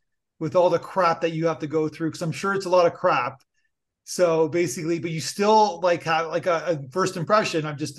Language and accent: English; Niagara Falls, Ontario, Canada; I'm from Niagara Falls